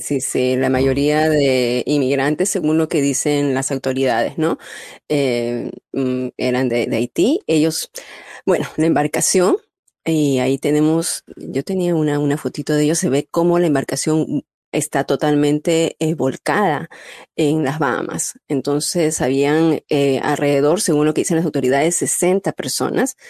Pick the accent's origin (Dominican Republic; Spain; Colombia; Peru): Peru; moved away; Yo tengo que poner mi marca peruana, estamos en el mes patrio